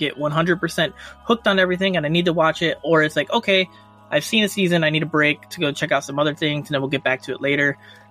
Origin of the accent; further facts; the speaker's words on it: United States; I'm American